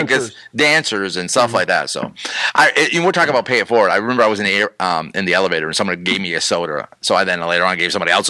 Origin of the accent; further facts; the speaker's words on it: New England, United States; accent: New England; now in Florida, United States; I got involved with the youth group and they beat my New England accent out of me.